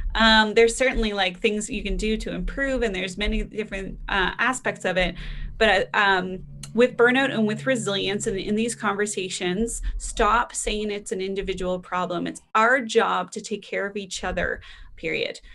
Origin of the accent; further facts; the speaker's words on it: Canada; being Canadian